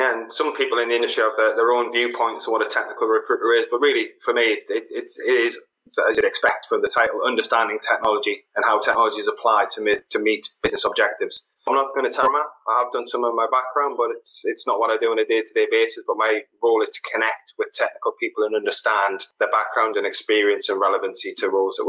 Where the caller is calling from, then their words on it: Leinster, Ireland; I'm in Ireland.